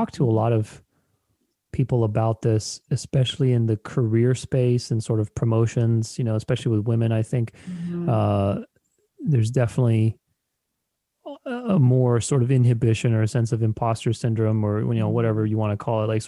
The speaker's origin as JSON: {"language": "English", "country": "Romania", "tie": "born or raised there", "said": "I'm Romanian, I'm Eastern European, I was born in Romania"}